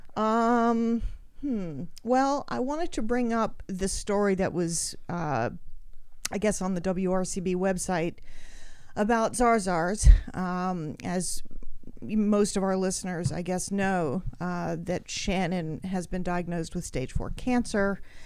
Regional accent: Australia; I grew up in Australia.

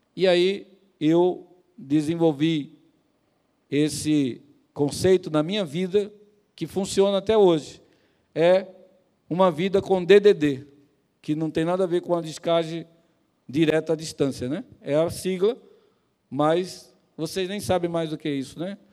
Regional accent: Pernambuco, Brazil; moved away; lá no meu estado, lá em Pernambuco

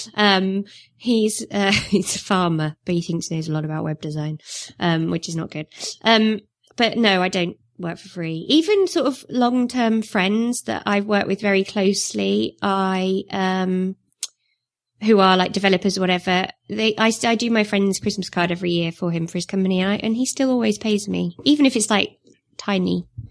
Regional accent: Northumberland, North East England, United Kingdom; accent: northern; moved away; I was born in North Umberland, so I'm, I'm really northern, as you can tell.

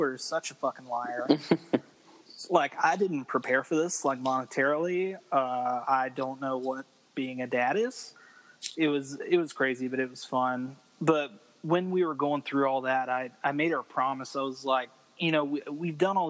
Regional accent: Roanoke, Virginia, United States; moved away as an adult; also born or lived in Guam / Norfolk, Virginia; now in Texas, United States; I'm from Virginia. I enlisted I'm from Roanoke, Virginia, which is over in the mountains

